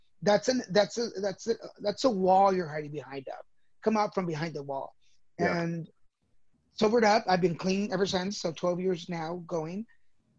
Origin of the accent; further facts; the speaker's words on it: Dallas, Texas, United States; also born or lived in Mexico; I was born in Mexico, 1970. We moved to Texas when I was 3 years old. So I'm a Texas baby, actually. Grew up in Dallas.